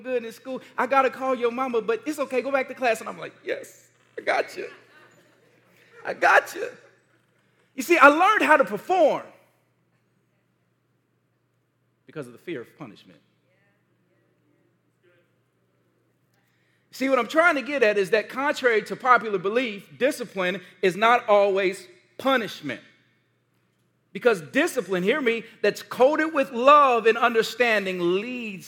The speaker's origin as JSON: {"language": "English", "town": "Gary", "region": "Indiana", "country": "United States", "tie": "born or raised there", "said": "one of the most formative moments of my childhood when I was growing up in Gary, Indiana"}